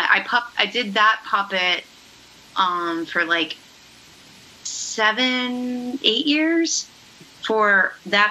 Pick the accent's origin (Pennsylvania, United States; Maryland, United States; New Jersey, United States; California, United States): Maryland, United States; I grew up in Maryland and really close to where Jim Henson grew up